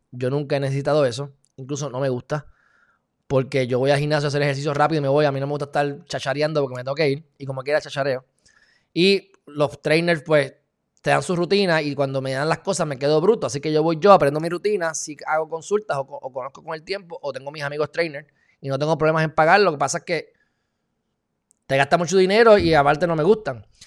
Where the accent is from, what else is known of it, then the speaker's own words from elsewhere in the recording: Puerto Rico; somos no incorporados